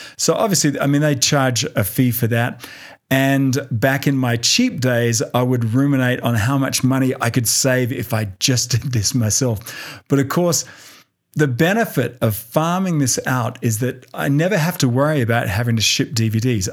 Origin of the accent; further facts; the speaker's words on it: Australia; now in Denver, United States; Australia, which is my home country